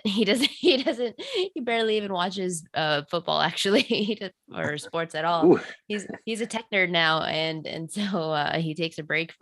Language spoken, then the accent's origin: English; Texas, United States; I grew up in Texas